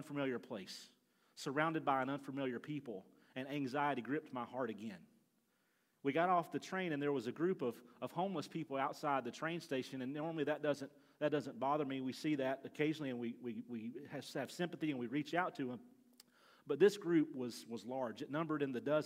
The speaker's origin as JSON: {"language": "English", "region": "Alabama", "country": "United States", "tie": "born or raised there", "said": "When I was a kid, I grew up in Alabama"}